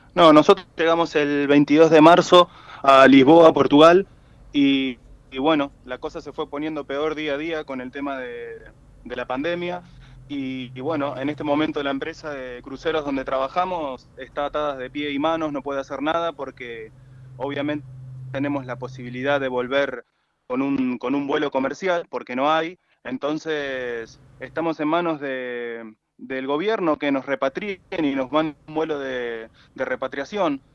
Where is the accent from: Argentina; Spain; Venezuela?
Argentina; Somos nueve tripulantes argentinos